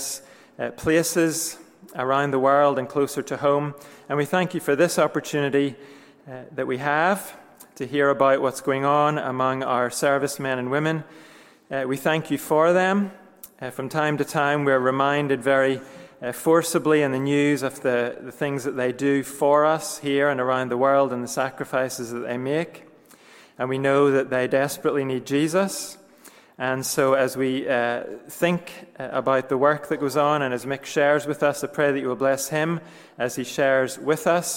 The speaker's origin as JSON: {"language": "English", "region": "Northern Ireland", "country": "United Kingdom", "tie": "born or raised there", "moved": "yes", "said": "growing up in Northern Ireland"}